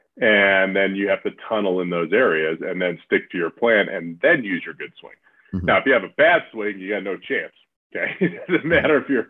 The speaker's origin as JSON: {"language": "English", "town": "San Diego", "region": "California", "country": "United States", "said": "we're all from San Diego"}